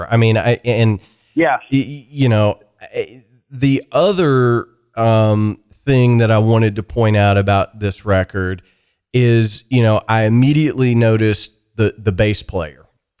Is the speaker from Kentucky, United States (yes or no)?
yes; Kentucky, United States